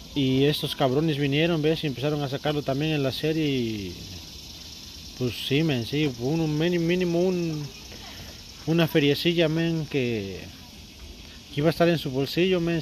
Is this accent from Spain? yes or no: no; Puebla, Mexico; now in United States; Yo soy de Puebla.